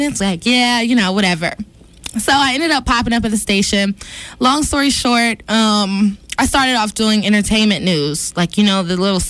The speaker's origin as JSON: {"language": "English", "town": "Atlanta", "region": "Georgia", "country": "United States", "tie": "born or raised there", "said": "I grew up in Atlanta, in South Atlanta."}